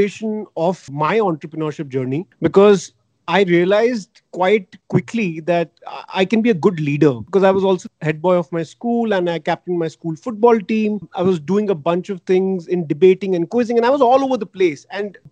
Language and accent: English; Delhi, India; I grew up in Delhi